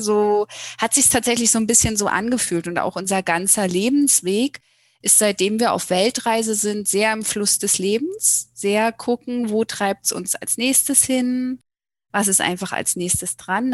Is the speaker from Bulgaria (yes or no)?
no; Germany; moved away as an adult; Wir kommen aus dem Berliner Raum ursprünglich